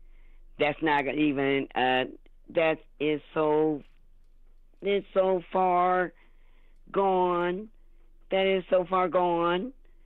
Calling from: Ohio, United States; I'm calling from Ohio.

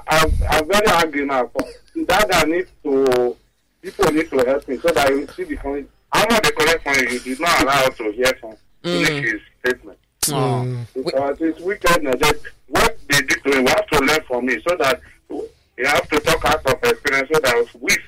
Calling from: Lagos, Nigeria; I'm calling from Ebutemeta

